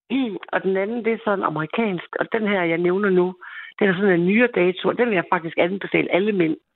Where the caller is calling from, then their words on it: Central Denmark Region, Denmark; jeg er den pige fra Østjylland, for der er en pige mere, og jeg tror nok, hun kommer fra Sjælland.